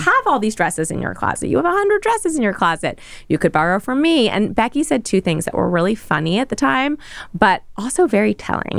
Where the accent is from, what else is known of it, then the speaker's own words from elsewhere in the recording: New York City, New York, United States; in the thick of New York, Midtown.